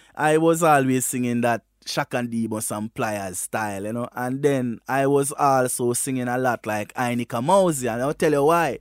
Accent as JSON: {"language": "English", "region": "Westmoreland", "country": "Jamaica", "tie": "born or raised there", "moved": "as an adult", "lives_now": "Germany", "said": "I am from Westmoreland in Jamaica, you know. Westmoreland is a little rural district called Bart District in Westmoreland, there where my grandfather was a cane cutter and I grew with my grandparents"}